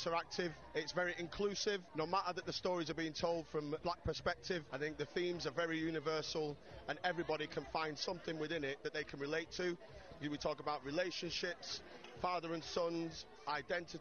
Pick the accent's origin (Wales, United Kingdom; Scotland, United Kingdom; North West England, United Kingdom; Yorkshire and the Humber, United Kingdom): North West England, United Kingdom; Manchester; moved away; also born or lived in Bristol; I'm from Manchester originally